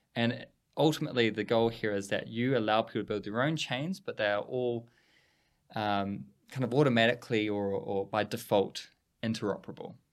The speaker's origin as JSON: {"language": "English", "country": "New Zealand", "said": "We're a little Switzerland at the bottom of the world"}